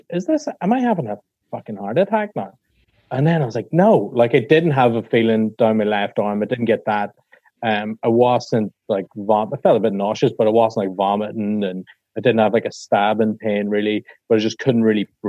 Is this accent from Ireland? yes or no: yes; Ireland; I'm Irish